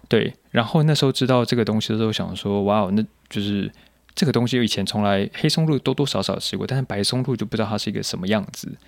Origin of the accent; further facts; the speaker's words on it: Taiwan; 我是一个来自台湾的甜点师